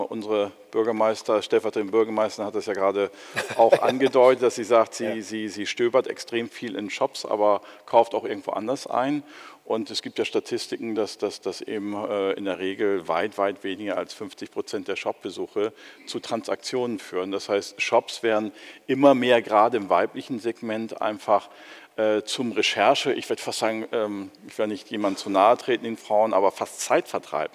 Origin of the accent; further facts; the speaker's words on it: Germany; wir müssen als Deutsche